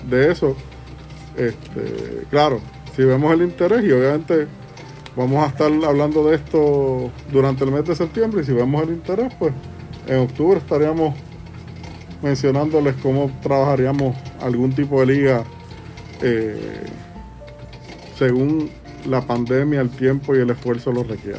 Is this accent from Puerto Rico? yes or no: yes; Puerto Rico; como boricuas que somos